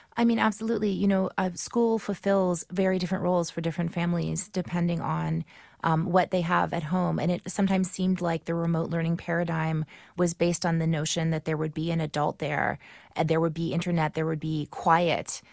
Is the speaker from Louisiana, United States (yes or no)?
yes; New Orleans, Louisiana, United States; moved away as an adult; now in Brooklyn, United States; my hometown in New Orleans